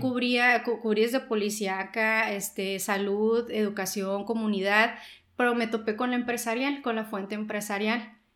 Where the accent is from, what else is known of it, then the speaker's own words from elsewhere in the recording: Caborca, Sonora, Mexico; moved away as an adult; now in Mexicali, Mexico; Yo soy de Caburca, Sonora. Eh, yo vine a Mexicali a vivir cuando tendría unos 18 años